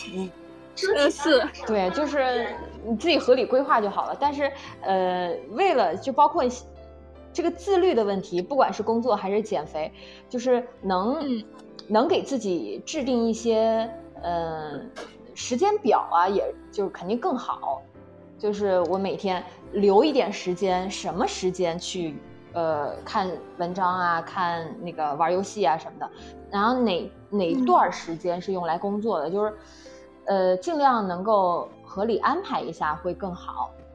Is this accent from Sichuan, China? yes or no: no; Nanjing, Jiangsu, China; moved away as an adult; now in Beijing, China; 我小时候在家，冬天都不下床的呀